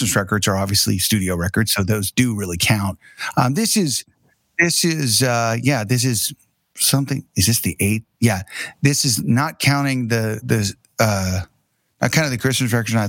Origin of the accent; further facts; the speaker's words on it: Tulsa, Oklahoma, United States; I'm actually here at our office / studio in downtown Tulsa, which is where we're from